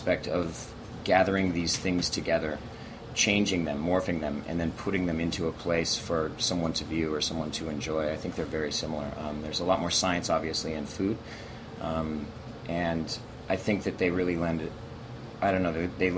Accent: Montana, United States; also born or lived in Europe; now in Los Angeles, United States; I grew up in a German family in the middle of, you know, crazy, beautiful, big state

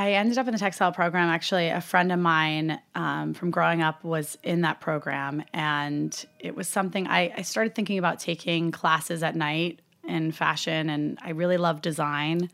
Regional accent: Upper Hudson Valley, upstate New York, United States; I grew up in upstate New York

